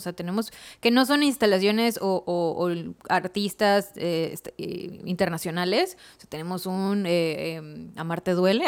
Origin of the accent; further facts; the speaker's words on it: Mexico; soy mexicano.